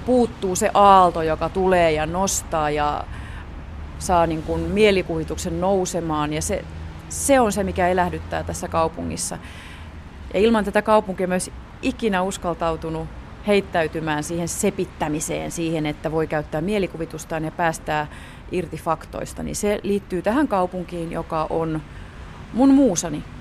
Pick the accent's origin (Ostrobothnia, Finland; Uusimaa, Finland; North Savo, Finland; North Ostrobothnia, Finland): Uusimaa, Finland; Helsinki; mun kotikaupunkini Helsinki